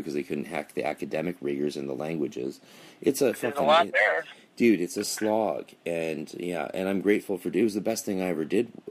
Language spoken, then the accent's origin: English; Canada; now in United States; I'm a Canadian stuck in America. I can't go home